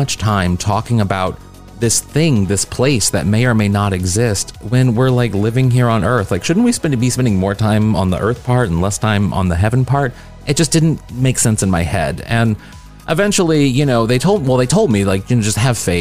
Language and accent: English; a small town outside St. Louis, Missouri, United States; I was raised Mormon in a small town outside St. Louis, Missouri.